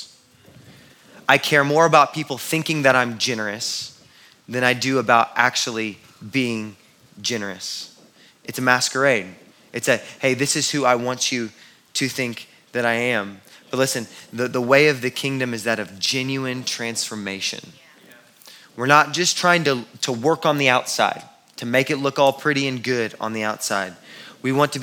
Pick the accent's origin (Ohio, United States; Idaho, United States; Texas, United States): Texas, United States; Houston; I grew up in Houston